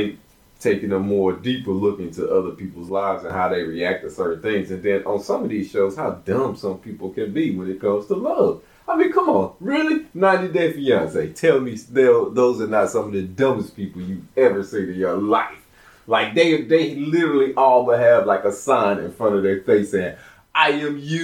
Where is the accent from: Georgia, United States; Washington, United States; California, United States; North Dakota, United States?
Georgia, United States; Atlanta; moved away as an adult; also born or lived in Columbia, Mississippi; now in Stockholm, Sweden; as a kid, we moved to Atlanta, Georgia. And Atlanta is where that's where I come from. I was raised there.